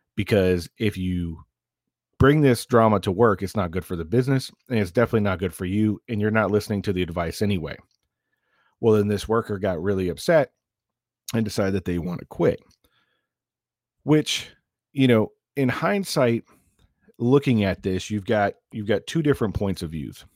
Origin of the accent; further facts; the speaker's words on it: the South, United States; moved away; also born or lived in northern New York; I grew up in the South